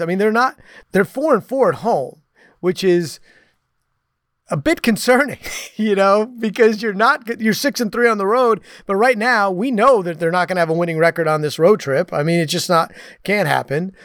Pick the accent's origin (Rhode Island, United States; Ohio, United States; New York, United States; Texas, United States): New York, United States; New York City area, United States; I grew up in the New York City area.